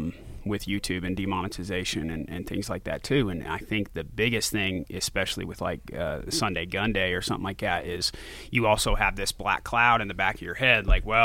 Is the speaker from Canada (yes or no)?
no; Branson, Missouri, United States; also born or lived in Florida; So I was born in Florida, and then we moved to, Branson, Missouri, which is like southern point of Missouri on the Arkansas border.